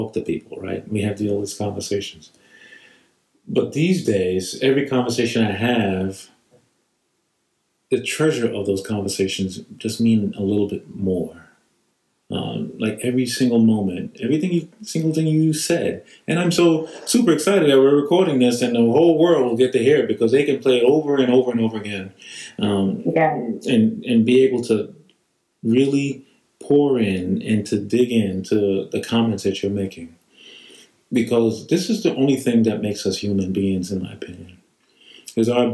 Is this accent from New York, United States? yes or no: yes; New York, United States; I grew up in New York. There was no quiet time